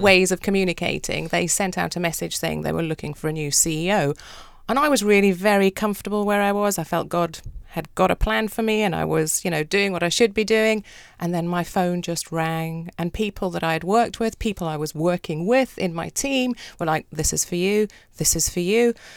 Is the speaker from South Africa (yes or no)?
yes; South Africa; moved away; also born or lived in United Kingdom; I grew up in South Africa